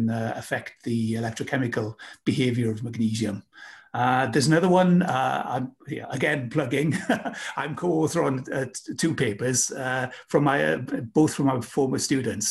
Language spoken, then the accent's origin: English; United Kingdom; moved away; my home country, UK